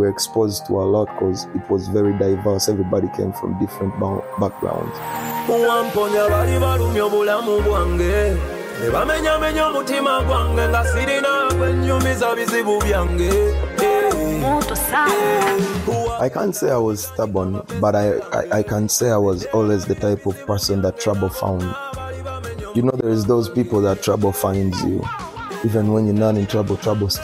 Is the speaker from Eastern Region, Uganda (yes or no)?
no; Kampala, Central Region, Uganda; moved away as an adult; also born or lived in Lewiston, Maine, United States; I grew up in Kawempe, and I spent most of my life in Kawempe.